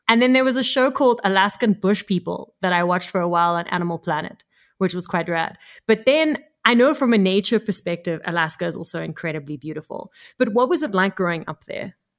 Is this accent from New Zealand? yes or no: no; Cape Town, Western Cape, South Africa; growing up in Cape Town in South Africa